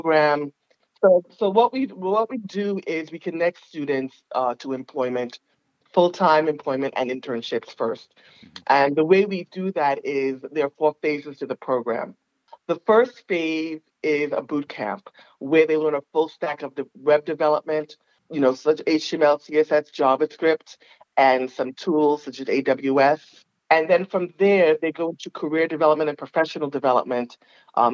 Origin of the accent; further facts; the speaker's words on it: New York City, New York, United States; I'm originally from Staten Island